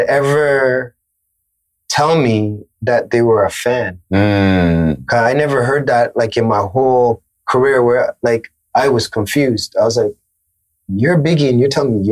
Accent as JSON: {"language": "English", "town": "Toronto", "region": "Ontario", "country": "Canada", "said": "This is Toronto. Like, it was all about representing where I was from."}